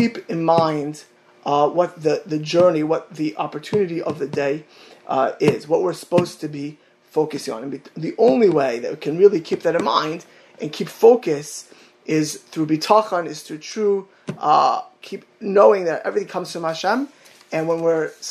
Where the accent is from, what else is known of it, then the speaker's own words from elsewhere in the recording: Miami Beach, Florida, United States; my hometown of Miami Beach